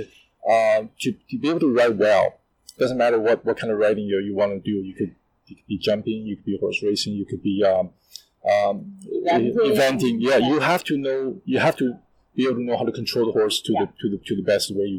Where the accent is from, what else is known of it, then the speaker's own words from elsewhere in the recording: Canada; now in Shanghai, China; when I grew up in Canada